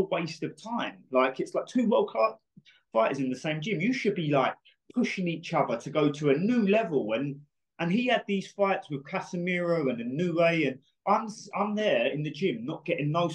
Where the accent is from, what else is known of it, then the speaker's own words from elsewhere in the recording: United Kingdom; We're both from Britain